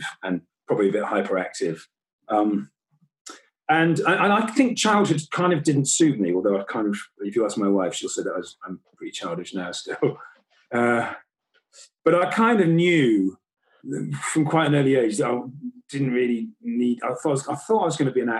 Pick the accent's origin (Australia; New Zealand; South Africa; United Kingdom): United Kingdom; Weston-super-Mare, South West England; I come from Weston-super-Mare.